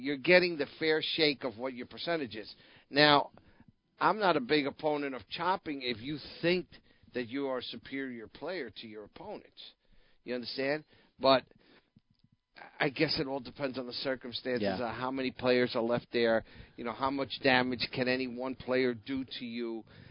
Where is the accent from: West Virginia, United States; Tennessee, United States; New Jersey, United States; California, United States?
New Jersey, United States; now in South Florida, United States; my home state